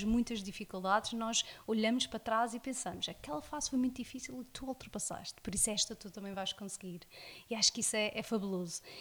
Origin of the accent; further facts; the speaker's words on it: South Africa; first language English; Portuguese is a second language; moved away as an adult; now in Madeira, Portugal; nasci cá na Madeira, mas um, emigrei para a África do Sul, onde fiz toda a minha escola primária e a minha escola secundária toda lá.